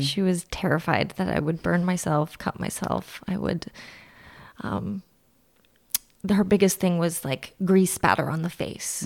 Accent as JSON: {"language": "English", "town": "Fremont", "region": "California", "country": "United States", "tie": "born or raised there", "also_born_or_lived": "Orange County / San Diego", "moved": "as an adult", "lives_now": "Santa Ynez, United States", "said": "I grew up in Fremont. It's in the Bay Area, NorCal"}